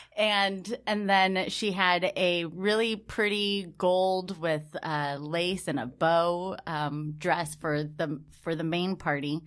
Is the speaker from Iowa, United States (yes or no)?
no; Patterson, California, United States; I grew up in this small little town called Patterson